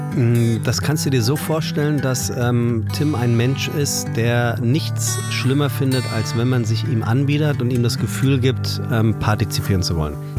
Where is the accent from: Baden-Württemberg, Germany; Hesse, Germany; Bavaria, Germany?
Hesse, Germany; Taunus, between Kelkheim and Königstein; also born or lived in Frankfurt; Tatsächlich gebürtige Frankfurter, das kann man ganz genau so sagen. Aufgewachsen im Taunus wohlbehütet